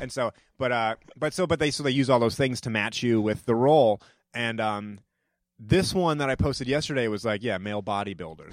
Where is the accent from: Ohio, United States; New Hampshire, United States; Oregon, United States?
New Hampshire, United States; also born or lived in Georgia / New York / Brooklyn; now in Los Angeles, United States; I grew up in New Hampshire